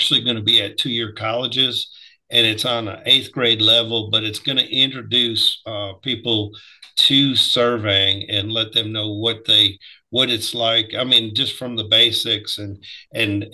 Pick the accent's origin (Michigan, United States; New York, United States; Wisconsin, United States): Wisconsin, United States; moved away as an adult; now in Alabama, United States; I grew up in Wisconsin